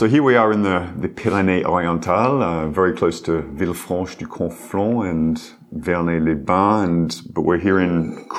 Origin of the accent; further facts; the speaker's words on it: Australia; moved away as an adult; also born or lived in Paris, France; now in Poitiers, France; I'm from Australia, but I've been living in France for more than 10 years now, first in Paris and now in Poitiers.